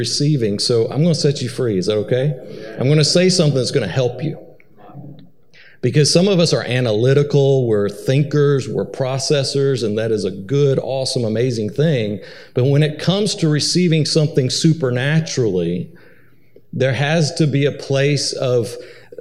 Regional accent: Atlanta, Georgia, United States; moved away as an adult; now in Missouri, United States; I'm originally from Atlanta, Georgia

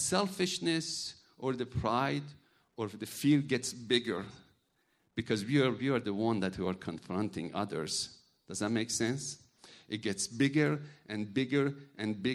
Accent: Iran; English is a second language; now in United States; I'm from a Muslim background. I'm from Iran.

